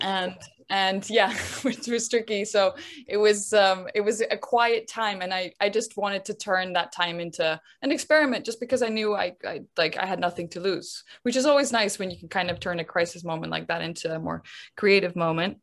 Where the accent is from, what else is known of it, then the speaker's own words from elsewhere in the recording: Netherlands; now in London, United Kingdom; I grew up in the Netherlands. I live in London